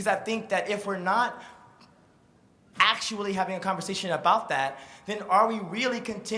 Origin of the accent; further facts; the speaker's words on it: Beaumont, Texas, United States; now in Brooklyn, United States; I'm also from Texas, Beaumont, Texas, 80 miles southeast of Houston, just on the Gulf Coast, you know, a 30-minute drive from Lake Charles, right. Louisiana, though today I live in Brooklyn, New York.